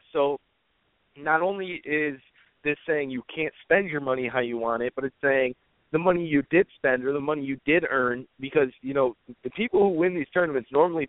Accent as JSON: {"language": "English", "country": "United States", "said": "I'm an American"}